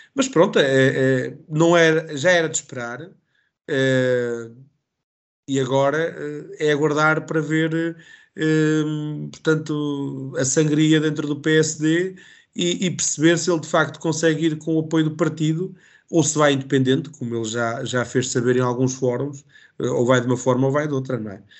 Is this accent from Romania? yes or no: no; Calvão, Centro, Portugal; Eu sou de Calvão uh, e, portanto, mesmo aqui em Calvão